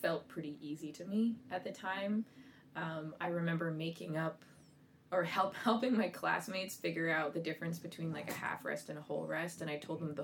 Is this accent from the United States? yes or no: no; Aurora, Ontario, Canada; also born or lived in Scarborough, Ontario / Toronto; I was born in Scarborough, Ontario, though I have no memory of that, and then moved to Aurora when I was 2 years old, I believe, and grew up there